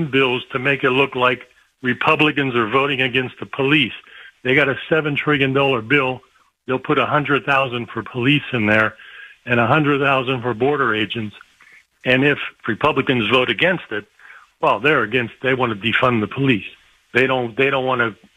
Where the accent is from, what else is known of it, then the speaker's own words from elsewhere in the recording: Ohio, United States; I'm from Ohio